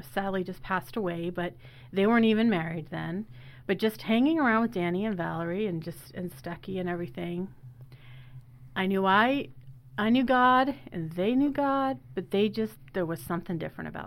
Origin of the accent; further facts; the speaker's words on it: Pennsylvania, United States; also born or lived in Arizona; I was born and raised in Neillysburg and grew up in a small little country church